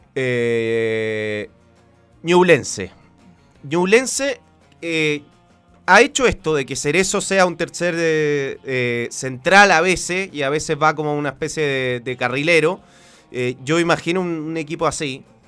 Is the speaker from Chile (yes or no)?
yes; Chile; soy de Chile